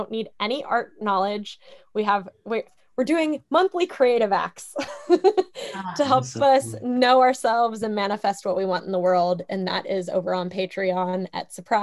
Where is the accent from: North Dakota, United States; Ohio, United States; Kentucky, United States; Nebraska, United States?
Kentucky, United States; I'm from Kentucky